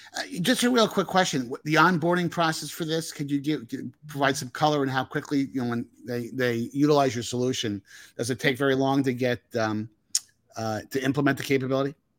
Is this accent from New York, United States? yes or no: no; Northern New Jersey, United States; I'm from Northern New Jersey.